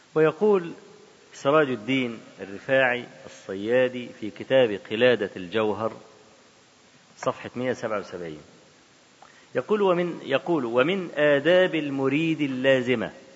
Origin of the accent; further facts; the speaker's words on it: Cairo, Cairo Governorate, Egypt; احنا عندنا في القاهرة ميدان اسمه ميدان باب الشعرية